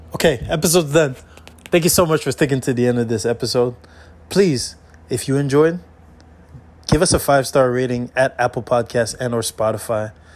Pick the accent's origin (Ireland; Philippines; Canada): Canada; I'm Canadian